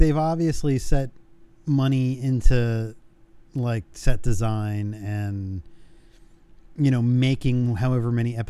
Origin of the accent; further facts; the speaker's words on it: New Jersey, United States; I'm from New Jersey